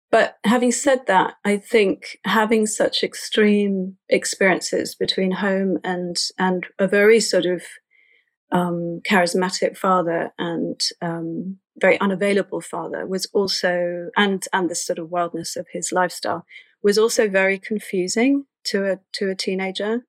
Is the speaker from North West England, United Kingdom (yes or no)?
no; London, United Kingdom; I was raised in Islington in North London.